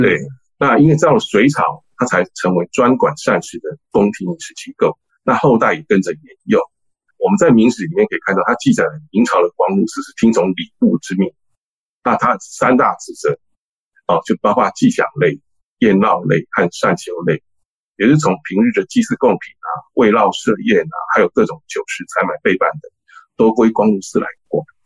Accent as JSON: {"language": "Chinese", "region": "Taipei", "country": "Taiwan", "tie": "born or raised there", "said": "我是从小出生在台北市北投区哦，那我们是一个闽南家庭，所以我从小就接触到闽南人的一些家常菜啊"}